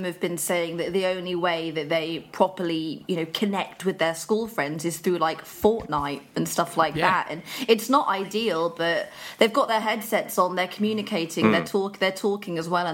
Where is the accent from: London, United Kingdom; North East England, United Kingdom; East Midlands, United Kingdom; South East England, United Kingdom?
South East England, United Kingdom; Buckinghamshire; also born or lived in Birmingham / High Wycombe / Marlow; So I lived in Birmingham until I was about 6, and then my dad and I moved to Buckinghamshire. We've dotted around Buckinghamshire. I went to school in High Wycombe.